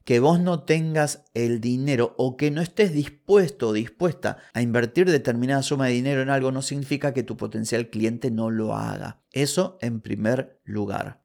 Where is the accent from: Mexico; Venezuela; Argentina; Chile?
Argentina